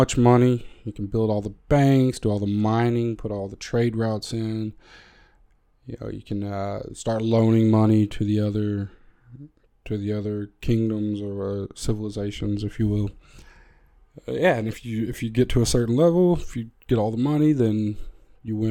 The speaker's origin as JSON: {"language": "English", "country": "United States", "said": "I am American"}